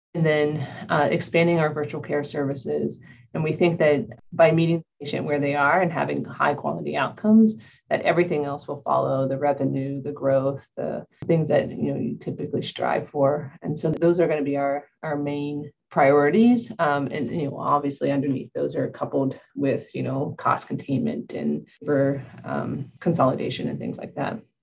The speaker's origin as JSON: {"language": "English", "region": "Ohio", "country": "United States", "moved": "yes", "said": "I'm originally from Ohio."}